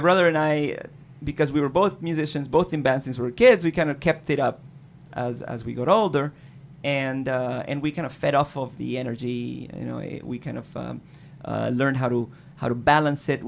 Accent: Caracas, Capital District, Venezuela; moved away; growing up in Caracas was okay

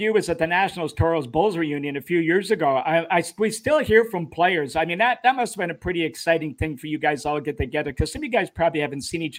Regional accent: Toronto, Ontario, Canada; growing up in Scarborough, Ontario

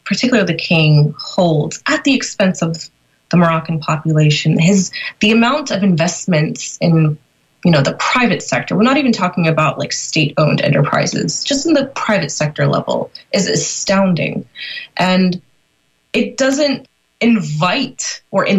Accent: Northern Virginia, United States; I was born and raised in Northern Virginia

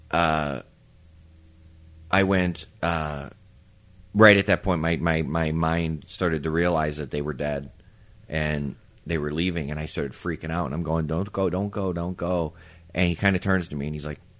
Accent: Palos, Illinois, United States; we're back where I grew up in Palos at the house in Palos

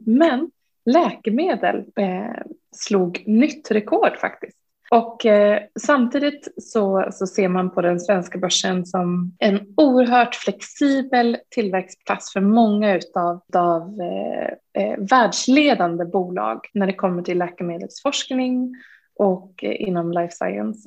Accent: Uppsala, Uppsala County, Sweden; jag är själv från Uppsala

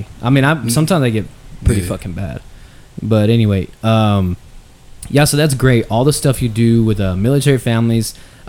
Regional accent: Texas, United States; being from Texas, it's so much ingrained with everybody.

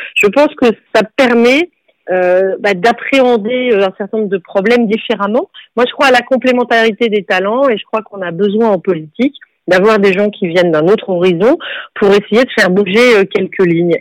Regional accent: Bordeaux, Nouvelle-Aquitaine, France; je suis née à Bordeaux

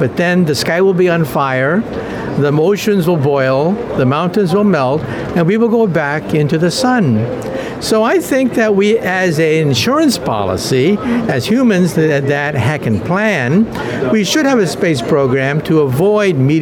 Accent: United States; I'm from the United States

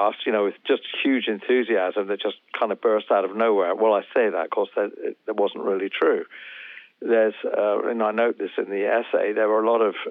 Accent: England, United Kingdom; I grew up, of course, in England and I'm English.

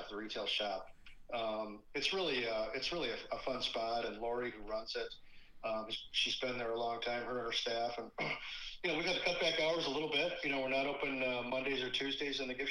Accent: Michigan, United States; growing up in Michigan up north is, where I live in Kalamazoo

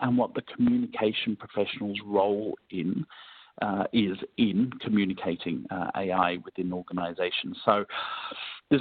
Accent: Melbourne, Victoria, Australia; Melbourne, my hometown

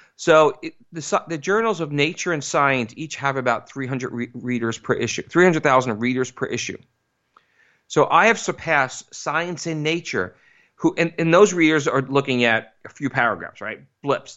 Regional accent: East Coast, United States; I grew up in the East Coast

